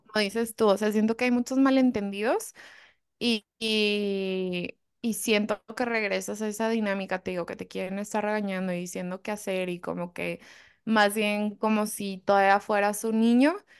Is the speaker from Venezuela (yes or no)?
no; Mexico; born or raised there